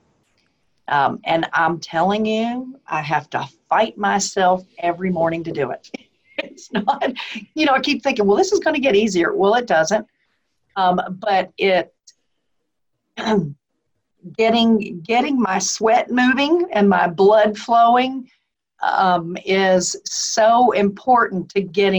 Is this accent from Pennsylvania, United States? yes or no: yes; Philadelphia, Pennsylvania, United States; now in the South, United States; I was born in Philadelphia, although I live in the South